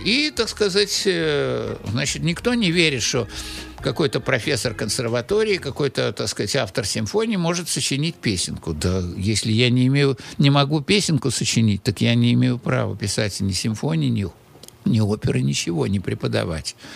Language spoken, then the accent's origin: Russian; Saint Petersburg, Russia; also born or lived in Moscow; вернулся в Питер